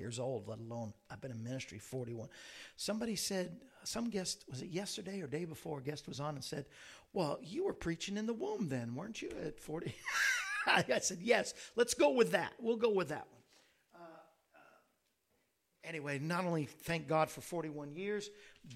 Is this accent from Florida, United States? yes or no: yes; Central Florida, United States; I was raised in Central Florida